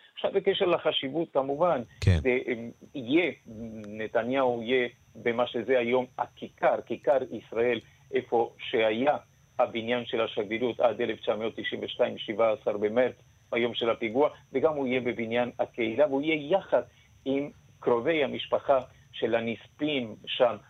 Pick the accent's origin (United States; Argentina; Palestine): Argentina; now in Israel; אני במקור ארגנטינאי